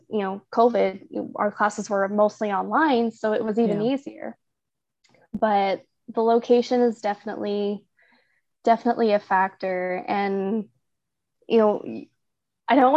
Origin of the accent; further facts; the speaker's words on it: Oklahoma, United States; moved away as an adult; I'm from Oklahoma